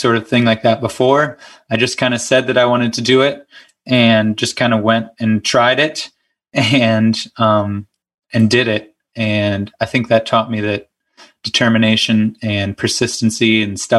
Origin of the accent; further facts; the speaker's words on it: Moon, Pennsylvania, United States; also born or lived in Bluffton, Ohio; I grew up in Moon, which is right outside of Pittsburgh